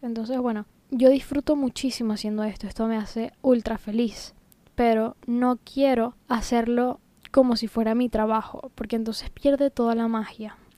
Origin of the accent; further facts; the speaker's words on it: Venezuela; moved away as an adult; now in Tenerife, Spain; yo soy venezolana, pero desde hace casi seis años estoy viviendo en España, concretamente en Tenerife, en las Islas Canarias